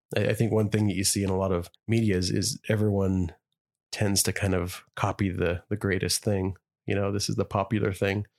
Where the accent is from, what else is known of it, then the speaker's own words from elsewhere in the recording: Idaho, United States; me and you are growing up in Idaho